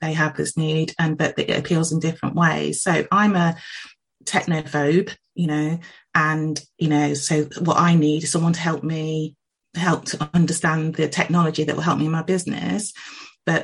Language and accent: English; England, United Kingdom; I myself am of Jamaican heritage, but I was born in England. I've lived here all of my life.